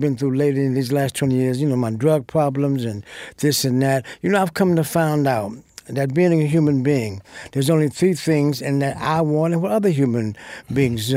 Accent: United States; I'm an American. I was born here. This is my country

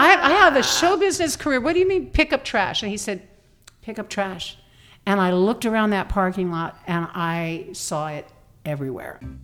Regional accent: Oak Glen, California, United States; now in Las Vegas, United States; I grew up on an apple ranch.

